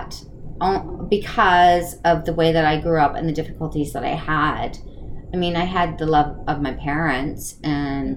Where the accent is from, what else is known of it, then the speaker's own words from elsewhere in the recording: East Coast, United States; I was born and raised on the East Coast